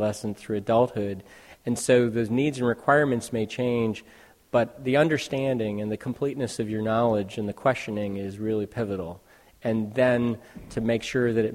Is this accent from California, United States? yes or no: yes; Silicon Valley, California, United States; born and raised in the Silicon Valley